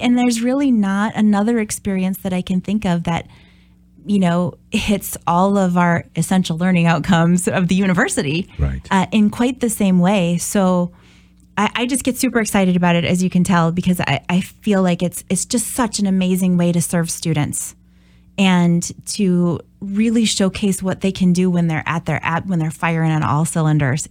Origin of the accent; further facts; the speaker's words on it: Brainerd, Minnesota, United States; now in Oshkosh, United States; I'm originally from Brainerd, Minnesota